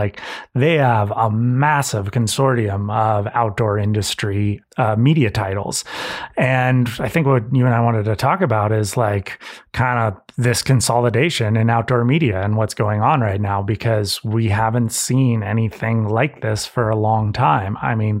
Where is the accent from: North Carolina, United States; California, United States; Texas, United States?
California, United States; Santa Cruz; I know, growing up in Santa Cruz, I went to a high school of like 2,000 kids and it was half Hispanic.